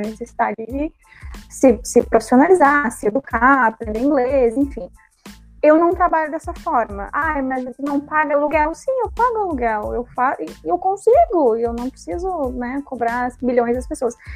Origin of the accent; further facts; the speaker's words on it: Porto Alegre, Rio Grande do Sul, Brazil; Eu moro na, nasci na Restinga